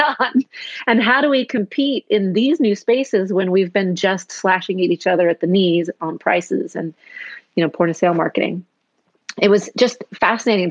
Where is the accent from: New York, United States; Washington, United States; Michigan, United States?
Washington, United States; Seattle; moved away as an adult; also born or lived in Amsterdam / Sydney / Tokyo; I'm from Seattle originally